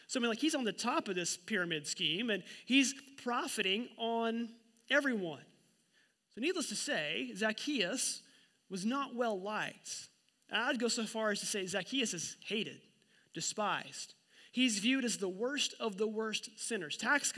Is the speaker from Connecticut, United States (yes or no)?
no; Oklahoma, United States; moved away; Joplin's about half an hour from my hometown in Oklahoma.